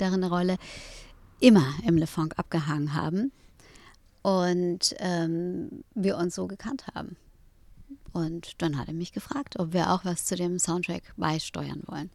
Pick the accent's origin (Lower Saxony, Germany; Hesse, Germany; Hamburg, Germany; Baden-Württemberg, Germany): Hamburg, Germany; aufgewachsen bin ich äh, in Eppendorf.